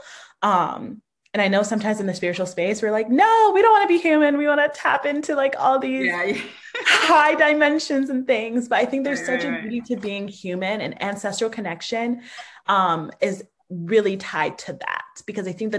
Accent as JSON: {"language": "English", "country": "United States", "tie": "born or raised there", "said": "I'm the first generation born in the States"}